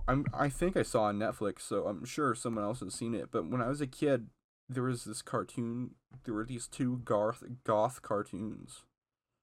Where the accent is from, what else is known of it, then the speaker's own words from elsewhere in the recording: United States; as a American kid